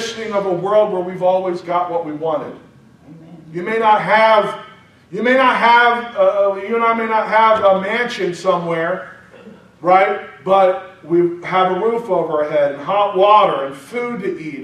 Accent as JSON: {"language": "English", "country": "United States", "said": "I'm spoiled American."}